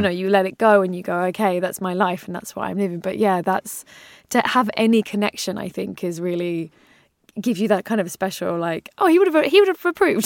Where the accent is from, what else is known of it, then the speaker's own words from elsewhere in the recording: England, United Kingdom; as an English person